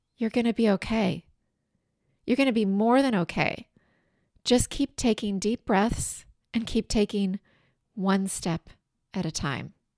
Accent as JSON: {"language": "English", "region": "southeastern Washington State", "country": "United States", "tie": "born or raised there", "moved": "yes", "lives_now": "California, United States", "said": "my hometown in southeastern Washington State."}